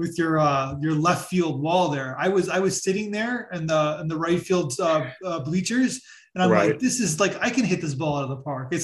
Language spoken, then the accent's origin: English; Toronto, Ontario, Canada; I'm from Toronto.